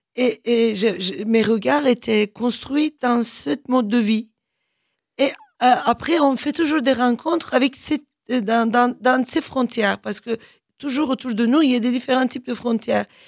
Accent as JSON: {"language": "French", "country": "Turkey", "also_born_or_lived": "Germany", "second_language": "French", "moved": "as an adult", "lives_now": "France", "said": "en tant que Turc"}